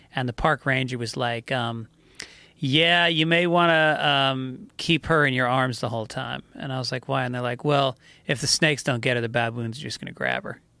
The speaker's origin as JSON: {"language": "English", "area": "Hudson River", "region": "New York", "country": "United States", "tie": "born or raised there", "said": "I grew up on the Hudson River."}